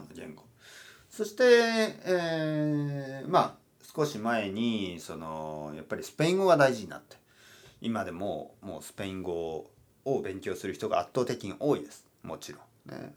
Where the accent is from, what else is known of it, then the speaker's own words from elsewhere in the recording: Japan; 日本に住んでいる日本人としてはですよ